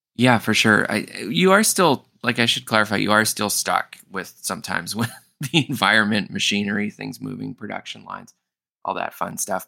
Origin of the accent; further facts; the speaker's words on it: Winnipeg, Manitoba, Canada; now in Toronto, Canada; I'm from Winnipeg originally